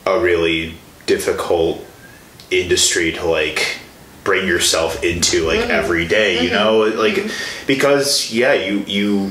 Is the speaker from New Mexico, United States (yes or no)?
no; Chicago, Illinois, United States; moved away as an adult; now in Milwaukee, United States; I'm from the Chicago area.